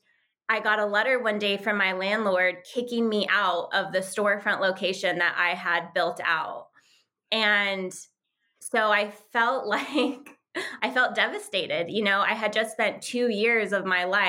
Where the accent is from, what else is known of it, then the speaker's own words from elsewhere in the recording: Santa Fe, New Mexico, United States; moved away as an adult; also born or lived in Tampa, Florida; I grew up in Santa Fe, New Mexico